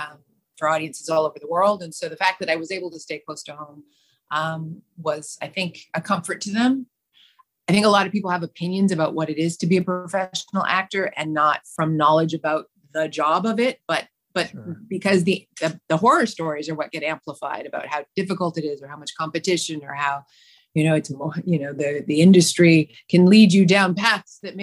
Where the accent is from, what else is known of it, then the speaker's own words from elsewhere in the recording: Canada; also born or lived in Vancouver, British Columbia / Alberta / Saskatchewan; I grew up in small town Saskatchewan and Alberta.